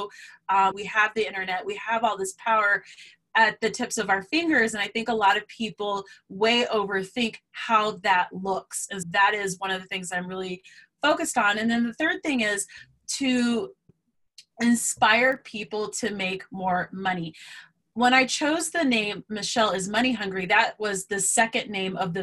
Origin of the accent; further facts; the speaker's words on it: Colorado, United States; I'm from Colorado